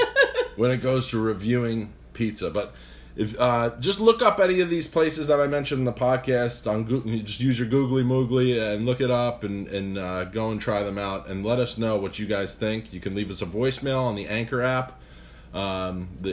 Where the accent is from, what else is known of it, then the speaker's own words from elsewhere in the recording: Croton-on-Hudson, New York, United States; Capriccio's Pizzeria in Cronon Hudson, New York, my hometown, is phenomenal.